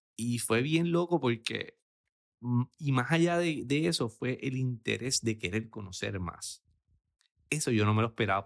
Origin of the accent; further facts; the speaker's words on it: Aguadilla, Puerto Rico; mi pueblo de Aguadilla